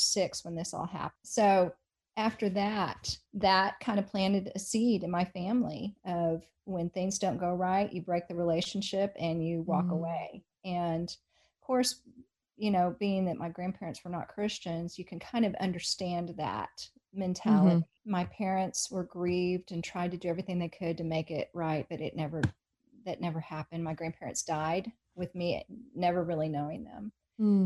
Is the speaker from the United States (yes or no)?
yes; Highland Park, Texas, United States; So I grew up in Highland Park. That would be kind of like the Beverly Hills of Dallas.